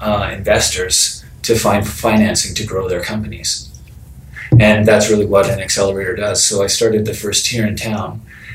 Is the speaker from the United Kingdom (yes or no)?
no; Vancouver, British Columbia, Canada; now in Toronto, Canada; I came from the West Coast. I came from Vancouver, British Columbia, and that is a short plane trip from San Francisco.